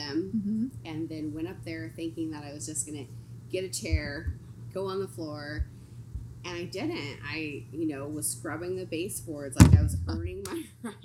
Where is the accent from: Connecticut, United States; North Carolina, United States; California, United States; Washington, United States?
California, United States; San Diego; I grew up in San Diego. I went to Mission Bay High School.